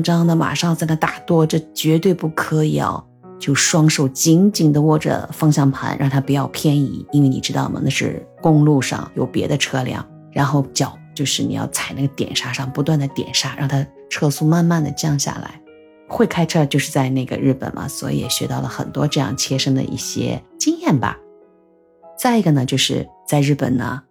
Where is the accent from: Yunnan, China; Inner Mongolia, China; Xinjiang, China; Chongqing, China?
Xinjiang, China; Urumqi; moved away as an adult; also born or lived in Hokuriku, Japan; now in Shanghai, China; 我就是在白雪皑皑的我的故乡，大西北，新疆乌鲁木齐出生的